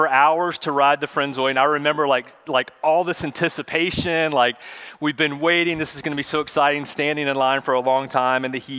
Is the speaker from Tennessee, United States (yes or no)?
no; Charlotte, North Carolina, United States; When I was a kid, I grew up in Charlotte